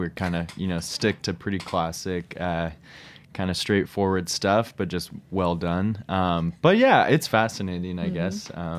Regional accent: California, United States; moved away as an adult; now in New York, United States; I am from California

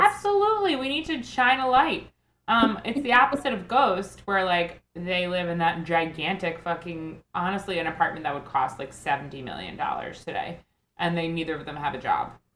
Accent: Northport, New York, United States; my hometown of Northport, Long Island.

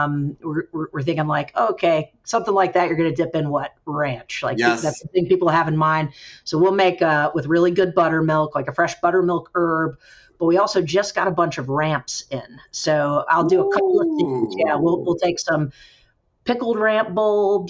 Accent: Kernersville, North Carolina, United States; I grew up in Kernersville

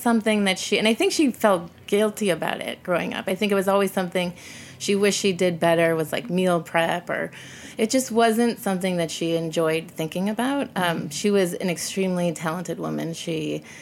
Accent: suburbs of Chicago, Illinois, United States; I grew up in the suburbs of Chicago, not the city

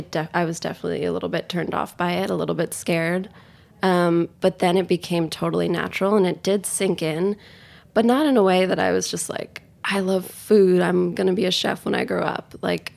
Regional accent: Tokyo, Japan; It felt really natural to me because I moved there so young. Like, I really felt like I was from Tokyo.

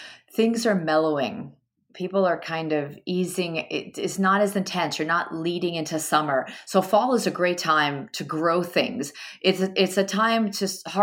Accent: Italy; also born or lived in United States; now in New York City, United States; I was born in Italy, and I come from a big farming family

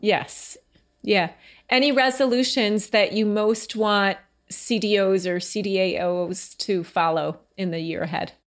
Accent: Franklin Lakes, New Jersey, United States; also born or lived in Oakland, New Jersey; where I grew up, um, in Oakland and Franklin Lakes

